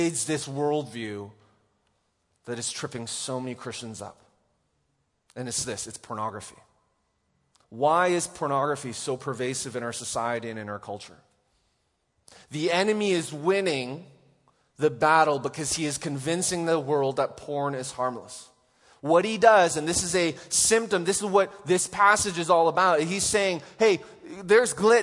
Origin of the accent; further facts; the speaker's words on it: Canada; moved away; I didn't grow up with tornadoes here, so it's like, I'm from Canada